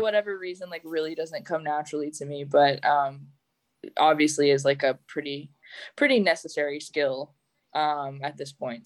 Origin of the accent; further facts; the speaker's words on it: Calgary, Alberta, Canada; moved away; I grew up in Calgary, Canada